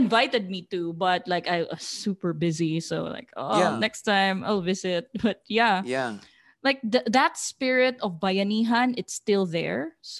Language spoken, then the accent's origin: English; Iligan, Northern Mindanao, Philippines; My hometown. That's my hometown. I am from Iligan now. Yeah, Iligan.